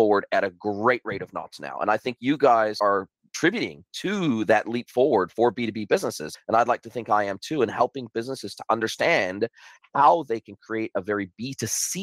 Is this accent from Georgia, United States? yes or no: no; Southern California, United States; moved away as an adult; now in New Zealand; I grew up in Southern California, and I was already living on my own at this stage